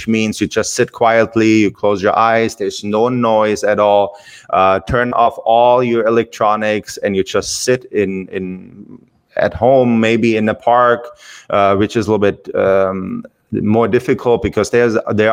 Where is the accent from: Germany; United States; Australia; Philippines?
Germany; English is a second language; moved away as an adult; I'm from Germany, and English is my second language